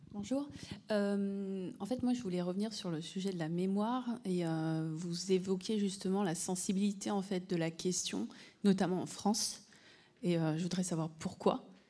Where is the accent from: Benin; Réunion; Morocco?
Réunion; je suis originaire de La Réunion